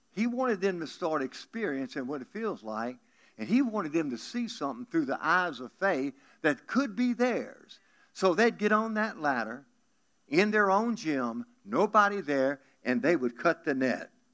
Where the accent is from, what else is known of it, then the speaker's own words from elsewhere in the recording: South Louisiana, United States; I'm from South Louisiana